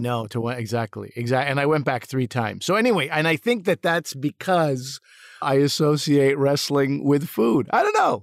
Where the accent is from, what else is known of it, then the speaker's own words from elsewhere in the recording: Montreal, Quebec, Canada; I grew up in Montreal